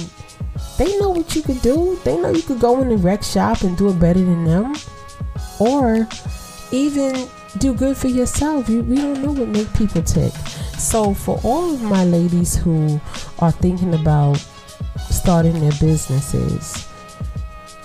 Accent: New York City, New York, United States; also born or lived in East Flatbush, Brooklyn; I'm from Brooklyn

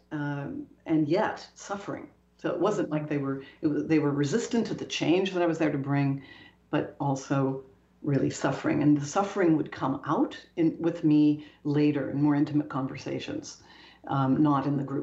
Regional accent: Canada; moved away as an adult; also born or lived in Toronto / Paris; I'm Canadian. I was at the time based in Toronto

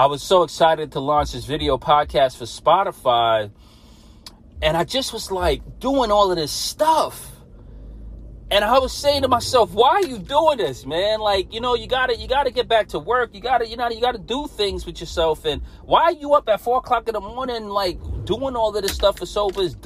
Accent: New York City, New York, United States; I'm a kid from Brooklyn, New York. I grew up as a Catholic.

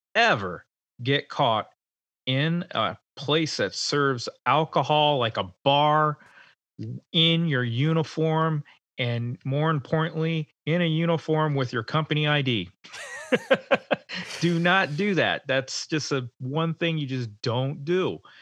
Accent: Rhode Island, United States; moved away; home to my home state of Rhode Island

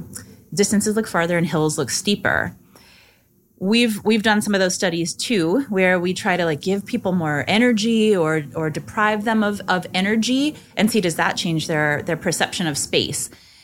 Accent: Nebraska, United States; I grew up in Nebraska, actually, where Kool-Aid is from. It originated in Nebraska.

